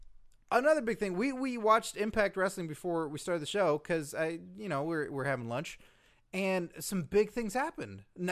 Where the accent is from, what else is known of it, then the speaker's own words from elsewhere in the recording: Canada; Next time, I'm just going to sit there and go, I'm Canadian, kiss my ass.